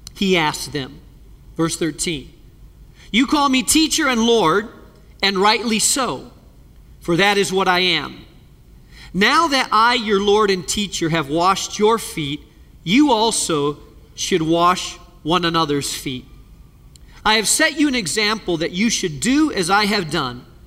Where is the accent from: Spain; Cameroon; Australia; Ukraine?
Spain; moved away; I grew up in Spain